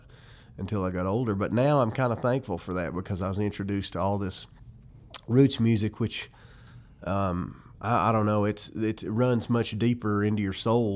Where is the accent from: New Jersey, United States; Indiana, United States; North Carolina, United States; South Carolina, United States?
North Carolina, United States; Tuckasegee; also born or lived in Candler, North Carolina; where I was raised in Tuckasegee